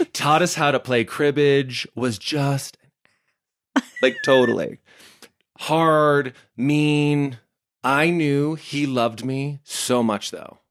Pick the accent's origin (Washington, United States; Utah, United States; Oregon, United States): Utah, United States; Heber; I'm growing up in Heber, and it's, like, super small town America stunning